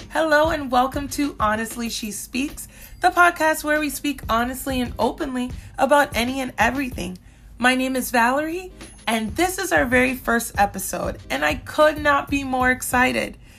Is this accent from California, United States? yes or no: no; Minnesota, United States; also born or lived in Central Florida; now in Florida, United States; I grew up in Minnesota. I spent eleven years there